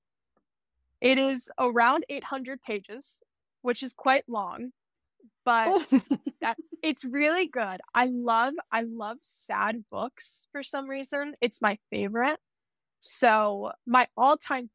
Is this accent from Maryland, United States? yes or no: yes; Lutherville-Timonium, Maryland, United States; I grew up in Maryland. I currently reside there.